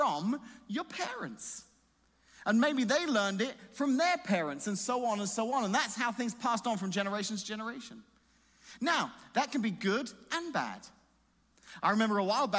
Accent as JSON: {"language": "English", "region": "England", "country": "United Kingdom", "moved": "yes", "said": "I'm just English"}